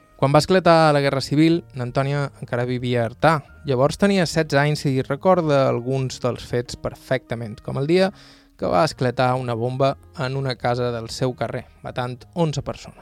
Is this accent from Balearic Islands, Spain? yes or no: yes; Bunyola, Balearic Islands, Spain; del meu poble, Bunyola